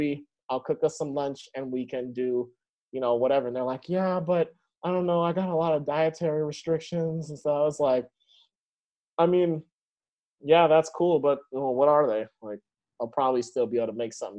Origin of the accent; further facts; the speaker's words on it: Seattle, Washington, United States; I grew up in Beacon Hill